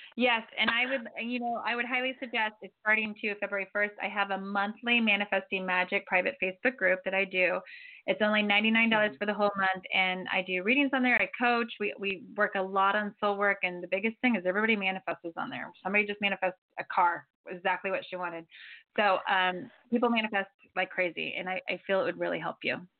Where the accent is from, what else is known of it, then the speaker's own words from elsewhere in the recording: Florida, United States; now in Santa Barbara, United States; I'm from Florida.